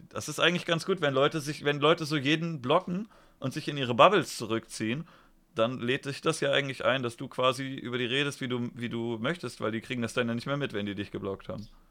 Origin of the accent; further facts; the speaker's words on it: Germany; Ich bin jetzt in Deutschland einfach hingeplumpst